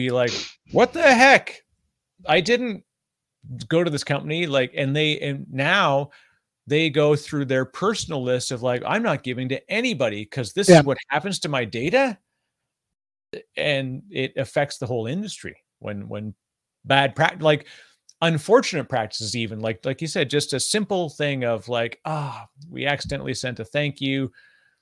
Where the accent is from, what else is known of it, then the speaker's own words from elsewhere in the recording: Canada; I'm Canadian